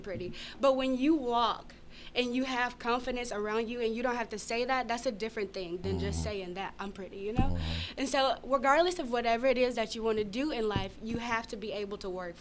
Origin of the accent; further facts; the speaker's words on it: Grady, Arkansas, United States; I'm from Grady, Arkansas